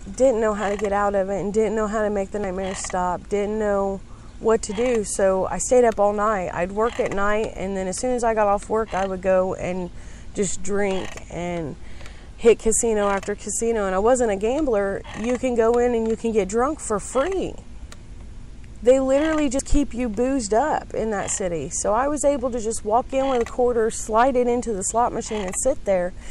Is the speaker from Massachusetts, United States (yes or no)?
no; Greensburg, Indiana, United States; moved away as an adult; also born or lived in Las Vegas, Nevada; that's the way we were raised in Decatur County